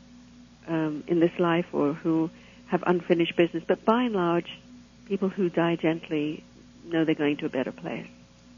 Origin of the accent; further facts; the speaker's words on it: England, United Kingdom; now in Toronto, Canada; I grew up in England